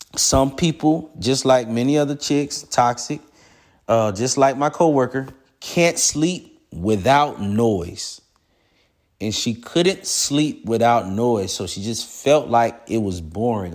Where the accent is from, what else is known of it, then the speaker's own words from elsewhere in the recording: Florida, United States; now in Georgia, United States; I'm from Florida